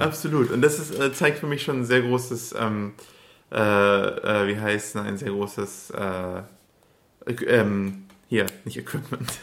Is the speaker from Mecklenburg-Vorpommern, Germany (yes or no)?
no; Upper Swabia, Baden-Württemberg, Germany; now in Berlin, Germany; ich komme aus Oberschwaben